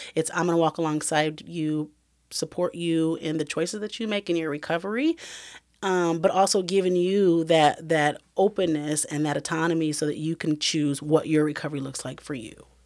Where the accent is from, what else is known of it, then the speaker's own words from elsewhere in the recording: Iowa, United States; moved away as an adult; I knew that I had to move away from Iowa. That's my hometown